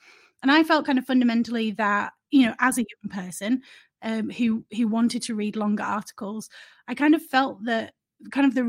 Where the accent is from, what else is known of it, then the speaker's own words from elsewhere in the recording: Leeds, Yorkshire and the Humber, United Kingdom; now in London, United Kingdom; Yeah, so I'm from Leeds originally and grew up in Leeds and moved to London to work in journalism.